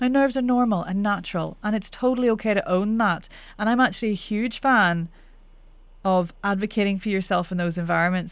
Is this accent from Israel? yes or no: no; Northern Ireland, United Kingdom; accent: Northern Irish; I'm Northern Irish